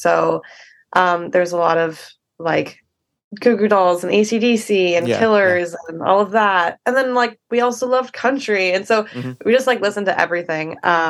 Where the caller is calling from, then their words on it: Vancouver, British Columbia, Canada; I am at my place in Vancouver. I'm just sitting literally on my bedroom floor.